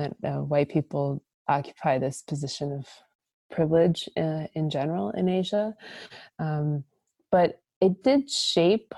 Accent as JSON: {"language": "English", "region": "Minnesota", "country": "United States", "tie": "born or raised there", "also_born_or_lived": "China", "moved": "as an adult", "said": "growing up in Minnesota like I did"}